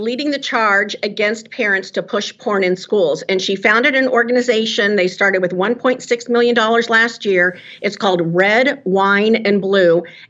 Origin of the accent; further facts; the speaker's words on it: California, United States; now in Tennessee, United States; Well, it's interesting because I come from California. Our home base is California. So I did California politics for 25 years. And so I see it so easily in these red states being new to Tennessee.